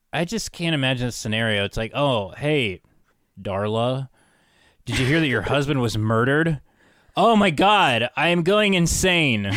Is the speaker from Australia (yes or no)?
no; Parkersburg, West Virginia, United States; moved away; Parkersburg, West Virginia. Uh, my hometown